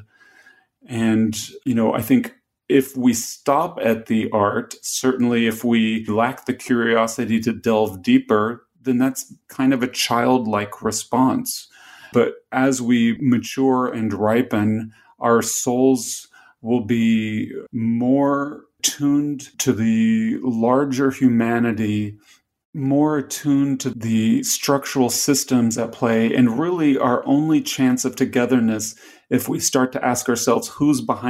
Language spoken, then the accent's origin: English; the South, United States; I grew up in the South